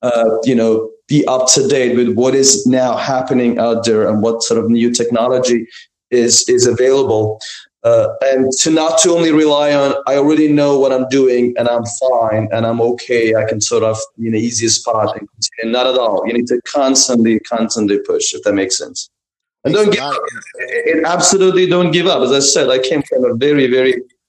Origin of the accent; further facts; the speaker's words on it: Iran; moved away; I was born and raised in Iran